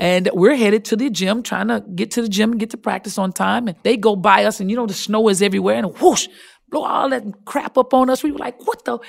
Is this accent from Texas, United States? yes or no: yes; Texas, United States; I'm from Texas